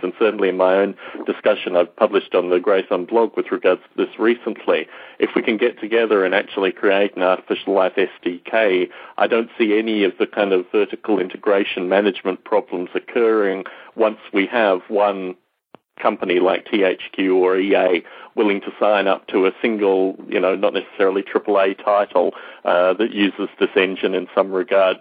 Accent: Australia; growing up in Australia

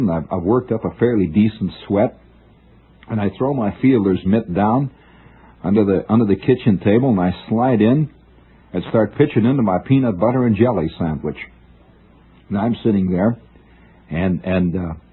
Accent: Middle West, Midwest, United States; moved away; I'm not a real American. I'm from the Middle West.

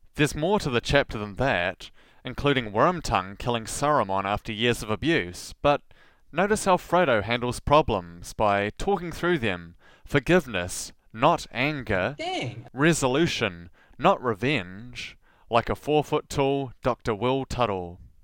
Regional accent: Southland, New Zealand; accent: rolled R (Southland)

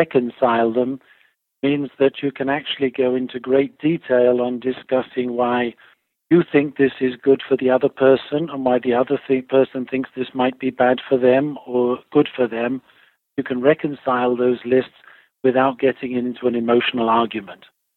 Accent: England, United Kingdom; moved away as an adult; also born or lived in Italy / Switzerland / California; now in Virginia, United States; I was born in England, and then for my work, I moved to Italy

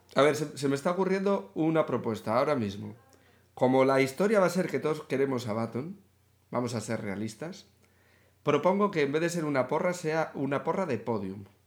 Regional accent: Spain; como aficionados y como españoles

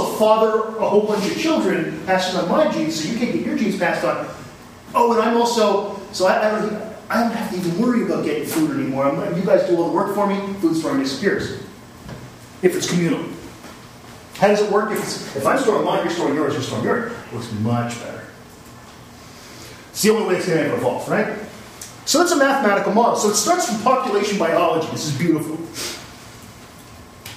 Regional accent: Canada; I'm Canadian

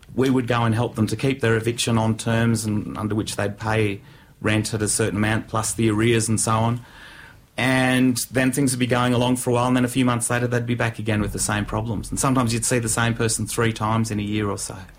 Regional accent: Canberra, Australian Capital Territory, Australia; I grew up in Canberra

